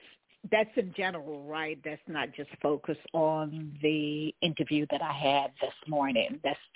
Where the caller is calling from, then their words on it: Washington, District of Columbia, United States; I'm calling from Washington, D.C.